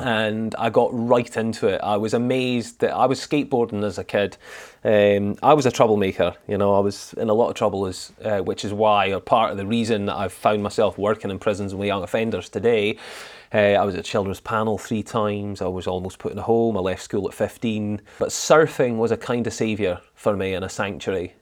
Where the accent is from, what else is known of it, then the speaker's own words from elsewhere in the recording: Thurso, Scotland, United Kingdom; also born or lived in Edinburgh; now in Glasgow, United Kingdom; I was born in Edinburgh, but I moved up to the Highland, up to Thursday in the Highlands when I was three.